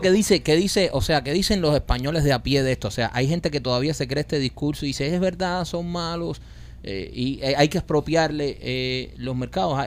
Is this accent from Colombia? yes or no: no; Cuba; moved away; aquí estamos en el exilio donde todos hemos sufrido y todos venimos de Cuba